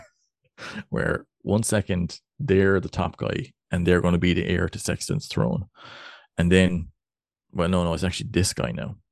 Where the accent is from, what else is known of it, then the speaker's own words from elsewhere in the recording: West Cork, Munster, Ireland; accent: West Cork; my, my, my West Cork accent